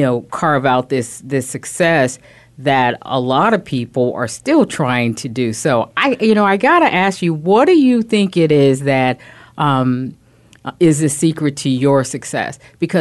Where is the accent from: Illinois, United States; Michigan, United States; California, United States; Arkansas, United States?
Illinois, United States; Chicago; also born or lived in Wheaton, Illinois; I'm originally from Chicago